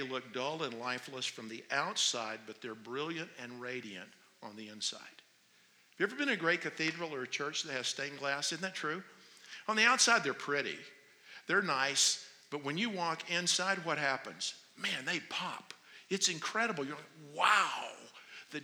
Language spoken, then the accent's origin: English; North Carolina, United States; moved away as an adult; now in Phoenix, United States; I'm from North Carolina